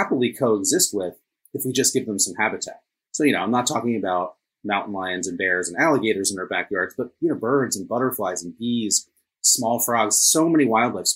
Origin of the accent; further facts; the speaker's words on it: New Jersey, United States; moved away as an adult; also born or lived in Washington, D.C.; I grew up here in New Jersey